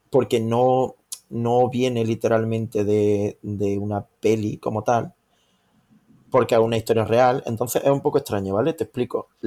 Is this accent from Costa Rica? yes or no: no; Córdoba, Andalusia, Spain; Y que yo soy de Córdoba, te, recuerdo.